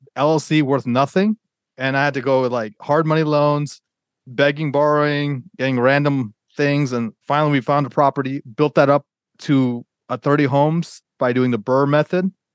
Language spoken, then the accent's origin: English; Atlanta, Georgia, United States; moved away; also born or lived in Northern Virginia; I grew up in Atlanta